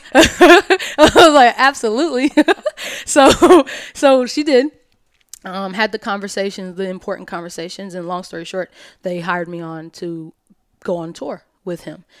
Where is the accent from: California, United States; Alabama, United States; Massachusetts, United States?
Alabama, United States; moved away as an adult; also born or lived in New York; I'm from Alabama